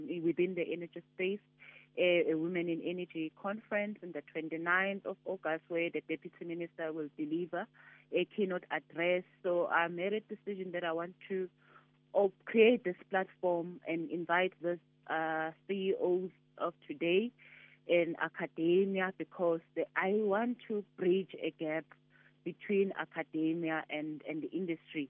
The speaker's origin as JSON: {"language": "English", "region": "KwaZulu-Natal", "country": "South Africa", "said": "I'm originally from Kwanongoma in Kwazulu-Natal, and Kwanongoma is known as one of the deepest, you know, rural areas."}